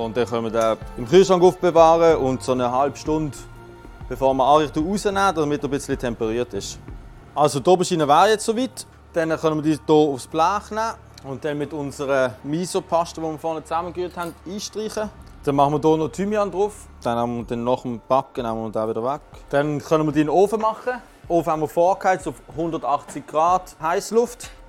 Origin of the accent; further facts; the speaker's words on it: Basel, Basel-Stadt, Switzerland; bin 29, ich komme aus Basel und bin seit Ende 2020 Küchenchef im Restaurant Kraft.